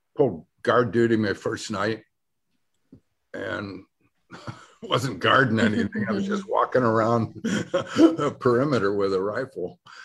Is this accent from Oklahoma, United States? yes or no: no; Detroit, Michigan, United States; moved away; also born or lived in California; I come from Detroit